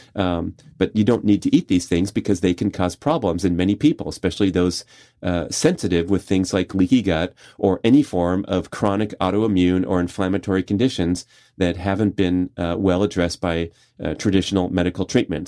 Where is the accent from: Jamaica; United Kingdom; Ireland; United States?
United States; Southern California; I grew up in Southern California where the major fast food chains all originated.